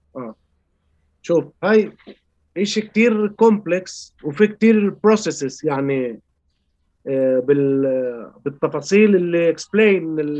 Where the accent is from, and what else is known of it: Chile; born or raised there